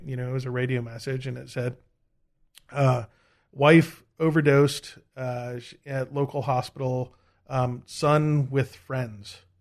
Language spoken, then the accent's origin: English; United States; I'm American